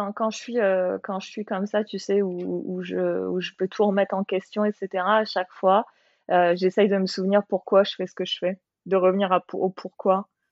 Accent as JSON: {"language": "French", "country": "France", "moved": "as an adult", "lives_now": "Australia", "said": "en tant que française, tu sais, euh, ayant toujours grandi, dans, enfin, euh, ayant vécu dans des grandes villes"}